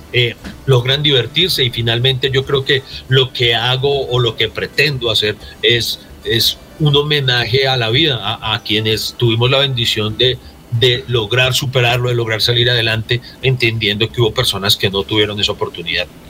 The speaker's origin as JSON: {"language": "Spanish", "town": "Pereira", "region": "Risaralda", "country": "Colombia", "said": "yo soy de Pereira"}